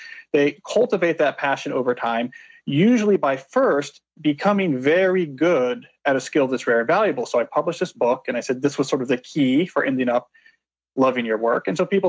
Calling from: Washington, District of Columbia, United States; I'm on the campus of Georgetown University in Washington, D.C. at the moment.

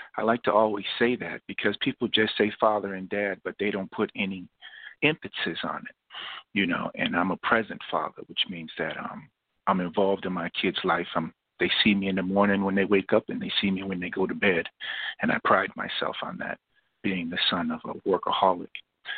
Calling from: Jackson, New Jersey, United States; I'm calling from Jackson, New Jersey.

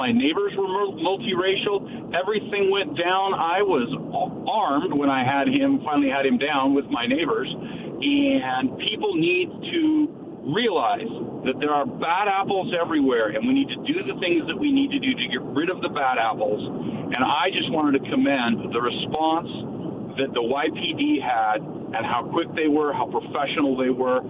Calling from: Yakima, Washington, United States; I'm calling from Yakima.

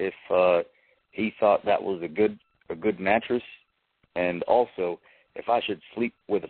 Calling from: Virginia, United States; I'm calling from Virginia.

